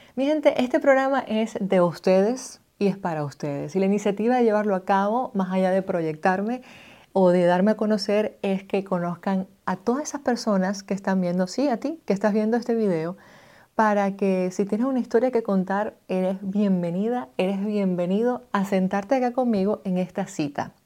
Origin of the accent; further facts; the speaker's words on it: Maracaibo, Zulia, Venezuela; moved away as an adult; now in United States; soy una migrante venezolana, nací en Maracaibo, Estado Zulia, en el año 89